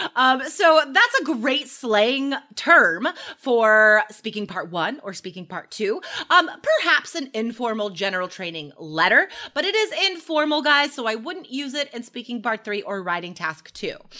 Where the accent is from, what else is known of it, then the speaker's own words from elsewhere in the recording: United States; they would make fun of me as an American because I say awesome all the time